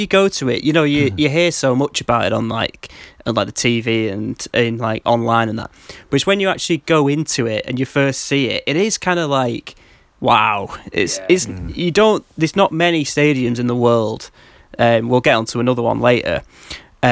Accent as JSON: {"language": "English", "region": "England", "country": "United Kingdom", "said": "oh, England."}